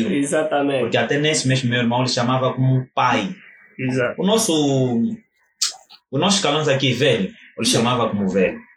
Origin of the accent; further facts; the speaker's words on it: Viana, Luanda Province, Angola; nós viemos do Grafanil, ou seja, Viana, propriamente do bairro do Grafanil. É... Cinco Corvas, então, bairro do Malanjinho.